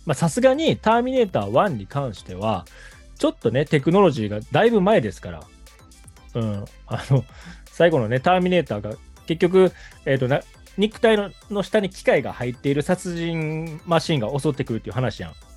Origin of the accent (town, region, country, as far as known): Kobe, Hyogo, Japan